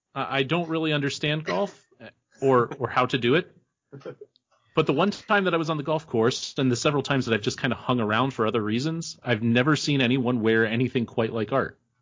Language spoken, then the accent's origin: English; New York, United States; now in Ohio, United States; I'm originally from New York